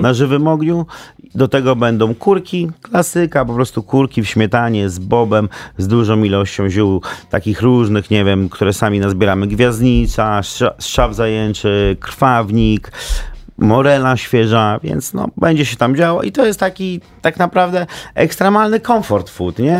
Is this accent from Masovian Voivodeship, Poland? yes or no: yes; Warsaw, Masovian Voivodeship, Poland; ja też jestem z Warszawy